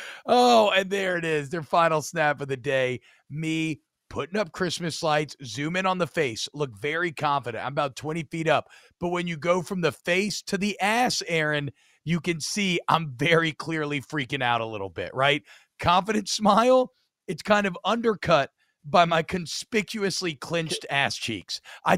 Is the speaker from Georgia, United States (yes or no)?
yes; Georgia, United States; I grew up in Georgia. I knew one Georgia Tech fan my entire life.